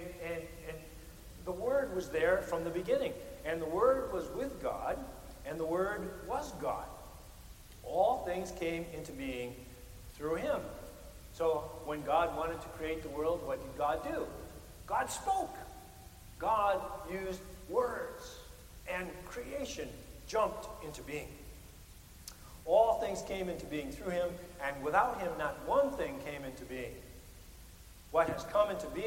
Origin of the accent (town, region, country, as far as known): Midwest, United States